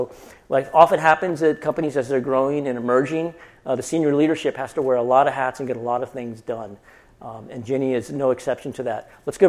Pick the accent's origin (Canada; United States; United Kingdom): Canada; born there; I was born in Canada, I can make Canadian jokes.